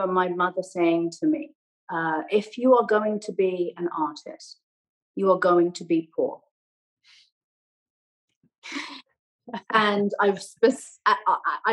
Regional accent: Buckinghamshire, South East England, United Kingdom; accent: English; also born or lived in Canada; now in Los Angeles, United States; Growing up in Buckinghamshire, which now I love, was so confining.

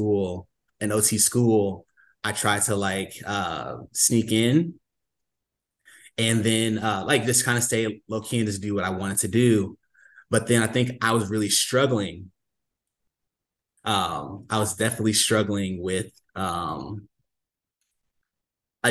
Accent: St. Louis, Missouri, United States; I'm from the St. Louis area

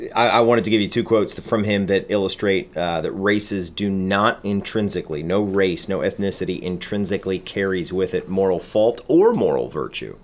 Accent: United States; we as American Christians

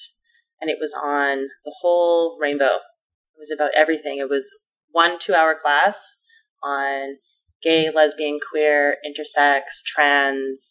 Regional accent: Vancouver, British Columbia, Canada; I grew up in Vancouver, which was quite liberal

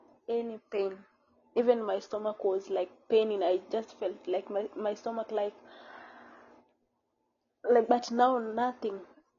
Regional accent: Kenya; now in Saudi Arabia; Yeah, I'm from Kenya.

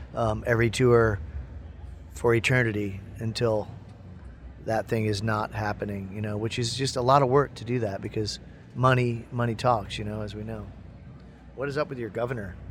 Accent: Midwest, United States; I'm from the Midwest

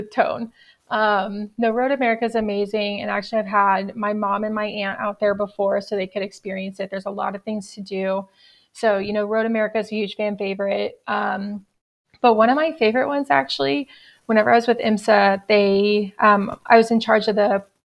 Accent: Dallas, Texas, United States; moved away as an adult; also born or lived in College Station, Texas; now in Daytona Beach, United States; I was born and raised in Dallas, went to Texas A&M.

